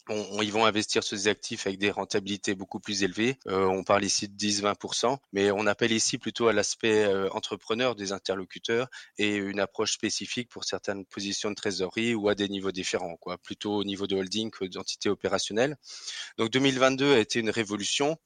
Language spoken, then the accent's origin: French; Alsace, Grand Est, France; accent: Alsatian; certains devineront à mon nom ou à mon accent que je suis alsacien